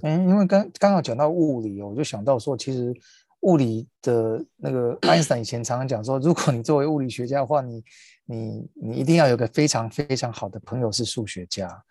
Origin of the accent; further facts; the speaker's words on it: Taiwan; 我们身为，身为台湾人在台湾看这个新闻